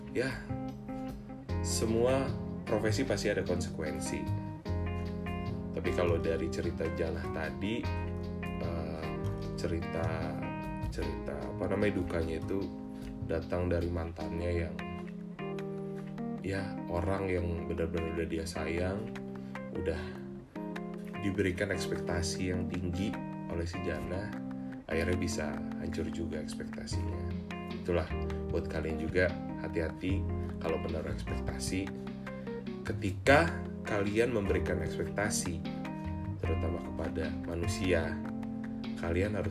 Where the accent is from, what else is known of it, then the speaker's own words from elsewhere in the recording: Tanjung Karang, Lampung, Indonesia; Wih, kampung gua anjir. Salam lah.